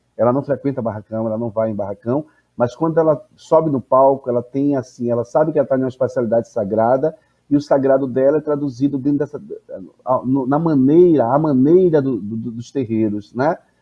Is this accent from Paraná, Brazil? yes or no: no; Salvador, Bahia, Brazil; Eu sou de Salvador, é eu sou de Salvador, que para mim é recôncavo também